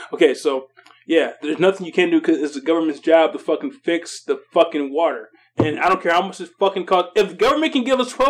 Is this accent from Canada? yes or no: no; Saginaw, Michigan, United States; now in Midland, United States; I'm a transplant from Saginaw.